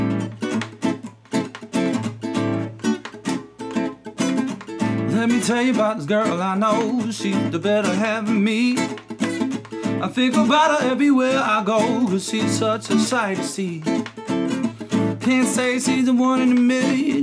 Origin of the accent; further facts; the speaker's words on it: Bluffton, South Carolina, United States; also born or lived in Savannah, Georgia / Hilton Head Island, South Carolina; I lived on Hilton Head Island until I was 6 years old. Then I moved to Bluffton. I've been there ever